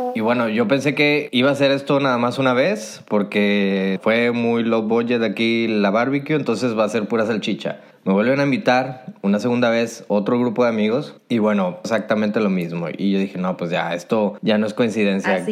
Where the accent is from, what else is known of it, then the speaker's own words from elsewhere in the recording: Monterrey, Nuevo León, Mexico; moved away as an adult; now in Poland; como buen regio